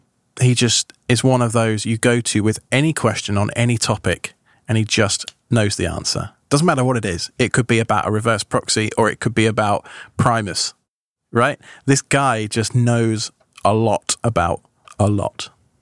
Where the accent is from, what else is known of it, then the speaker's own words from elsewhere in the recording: New York, United States; born there; I'm a dual citizen, so I have both British because of my parents, but I was born here in America.